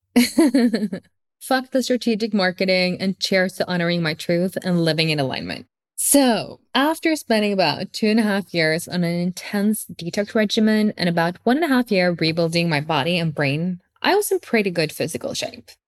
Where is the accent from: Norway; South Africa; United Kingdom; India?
Norway; Oslo; English is a second language; moved away as an adult; now in Lugano, Switzerland; I'm born and raised in Oslo, Norway, but I'm currently based in Lugano.